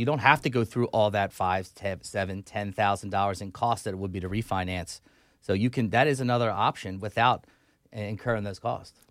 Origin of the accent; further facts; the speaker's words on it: Delaware County, Pennsylvania, United States; I'm from Delco.